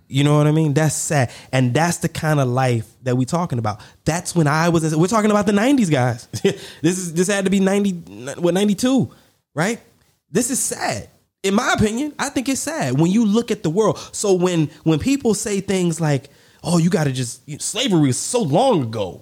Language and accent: English; the South, United States; Growing up in the South